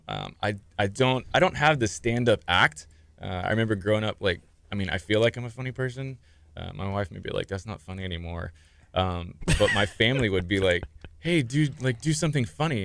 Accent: Clear Lake, Texas, United States; now in Galveston, United States; I'm from the area. I grew up in Clear Lake. Uh, lived there pretty much all my life

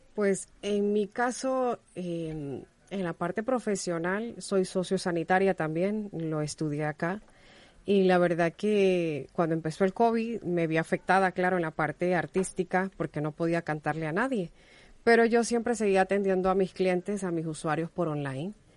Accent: Honduras; now in Spain; yo soy hondureña

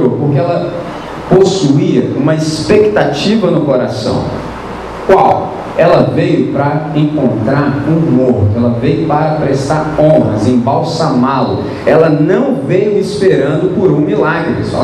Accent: Brazil; nós somos brasileiros

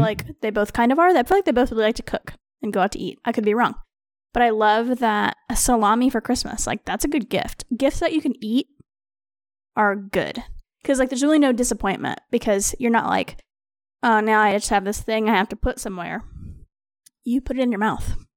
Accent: Missouri, United States

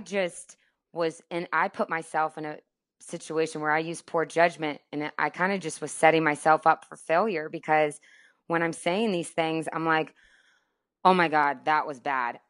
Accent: Tampa, Florida, United States; moved away as an adult; also born or lived in Amarillo, Texas / Atlanta; growing up in Florida and in Tampa

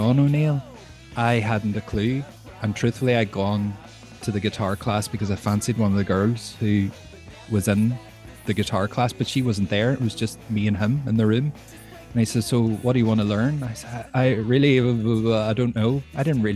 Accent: Derry, Northern Ireland, United Kingdom; I'm from Derry

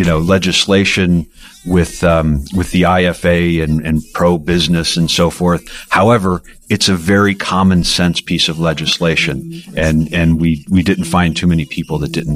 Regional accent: Illinois, United States; I come from Illinois, so I met with congressional leaders from Illinois.

